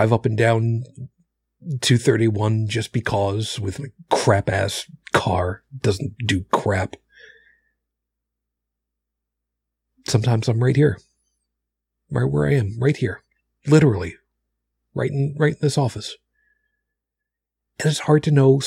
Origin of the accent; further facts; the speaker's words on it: Long Island, New York, United States; moved away; also born or lived in Brooklyn; I was raised on Long Island